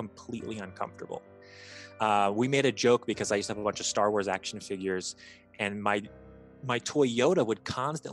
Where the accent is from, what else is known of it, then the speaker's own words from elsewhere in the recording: Bloomington, Indiana, United States; when I was about 7, maybe like 6, my mom and I had moved from Northern Indiana to Bloomington, Indiana